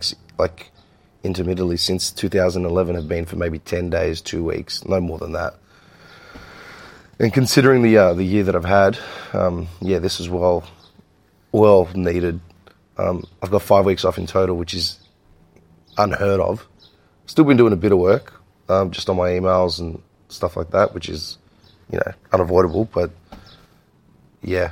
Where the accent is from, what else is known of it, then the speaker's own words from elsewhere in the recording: Melbourne, Victoria, Australia; growing up in Melbourne, I mean, we've always been surrounded by Greeks